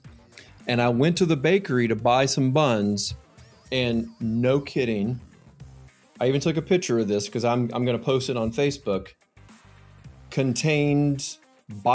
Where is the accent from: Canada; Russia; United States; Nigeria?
United States; Atlanta, Georgia; I'm from Atlanta